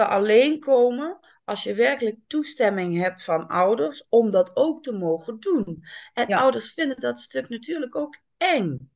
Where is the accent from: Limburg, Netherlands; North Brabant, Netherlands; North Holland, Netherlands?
Limburg, Netherlands; now in Amsterdam, Netherlands; Ik ben opgegroeid in Limburg